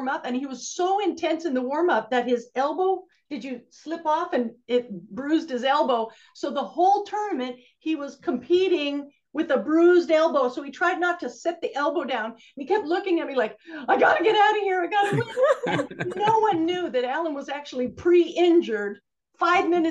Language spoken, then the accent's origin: English; Canada; moved away; also born or lived in Alberta; I'm from Canada